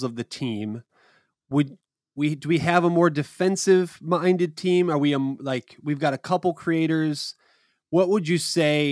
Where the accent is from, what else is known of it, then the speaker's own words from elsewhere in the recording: United States; We're American